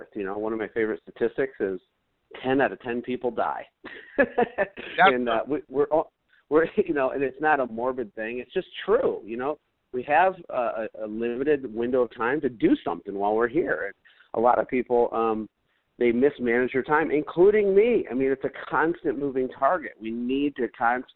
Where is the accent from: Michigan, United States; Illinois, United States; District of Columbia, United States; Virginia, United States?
Michigan, United States; Flint; I grew up in Flint